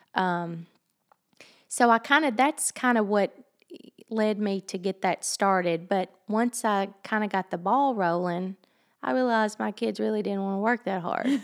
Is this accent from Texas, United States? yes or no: no; Hartsville, Tennessee, United States; Hartsville, it's my, it's my hometown. It's where I was raised